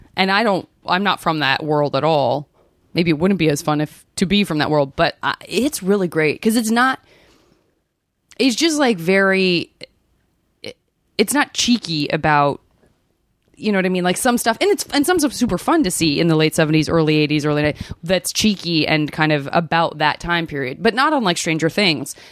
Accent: Arizona, United States; I'm from Arizona

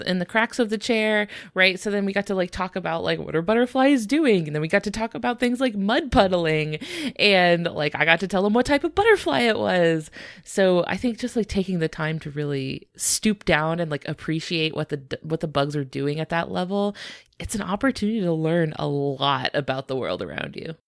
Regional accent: United States; I, as well as a lot of our listeners, are from the United States

